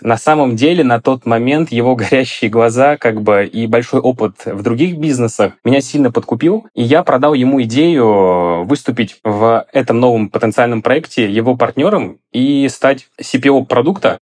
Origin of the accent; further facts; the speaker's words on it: Volgograd Oblast, Russia; moved away as an adult; also born or lived in Moscow; Я родом из Волгограда, именно из области